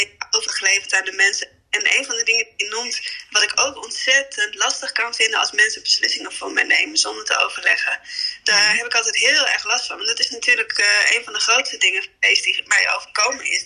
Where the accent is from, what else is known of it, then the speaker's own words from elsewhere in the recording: Emmen, Drenthe, Netherlands; moved away as an adult; also born or lived in India; now in Vinkveen, Netherlands; kom dan oorspronkelijk, ben ik opgegroeid in Emmen